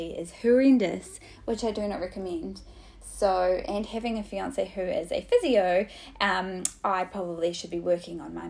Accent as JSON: {"language": "English", "country": "New Zealand", "moved": "yes", "lives_now": "Sydney, Australia", "said": "I'm from New Zealand originally."}